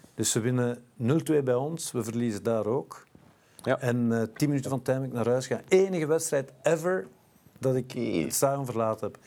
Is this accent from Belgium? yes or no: yes; Brussels, Brussels-Capital Region, Belgium; ik ben Brusselaar, geboren en getogen, in het Frans school geweest, thuis Nederlands, moeder Italiaanse